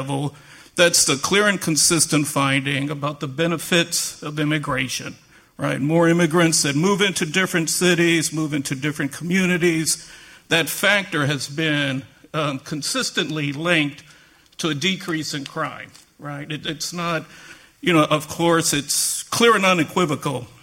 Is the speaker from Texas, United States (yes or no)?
yes; San Antonio, Texas, United States; moved away as an adult; now in Boston, United States; I just happened to be born and raised in San Antonio